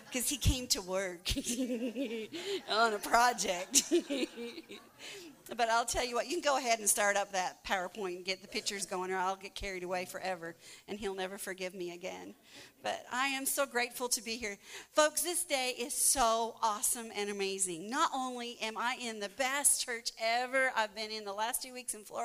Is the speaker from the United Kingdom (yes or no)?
no; Canada; now in Guatemala; I'm from Canada